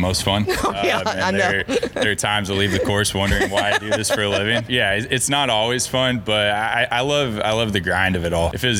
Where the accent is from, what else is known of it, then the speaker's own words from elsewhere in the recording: Tulsa, Oklahoma, United States; I'm from Tulsa, Oklahoma. Grew up there.